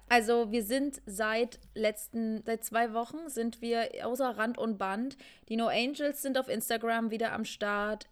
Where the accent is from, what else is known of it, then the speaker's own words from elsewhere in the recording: Rudolstadt, Thuringia, Germany; meiner Kleinstadt, wo ich herkomme, aus Rudolstadt.